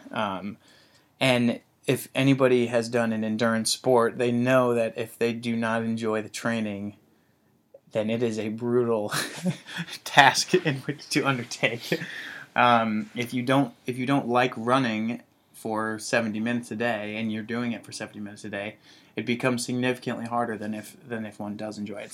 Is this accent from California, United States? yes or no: no; Zionsville, Indiana, United States; moved away as an adult; I grew up in Indianapolis, Indiana